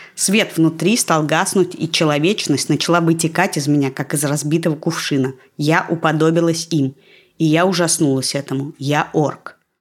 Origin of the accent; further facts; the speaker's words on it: Russia; now in Israel; я из России